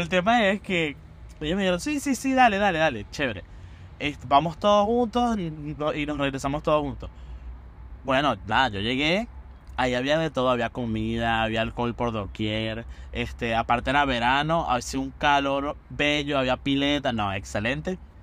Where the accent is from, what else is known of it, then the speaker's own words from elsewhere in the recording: Venezuela; now in Buenos Aires, Argentina; cuando llegué de, de Venezuela yo tenía, como decimos en Venezuela, un perolito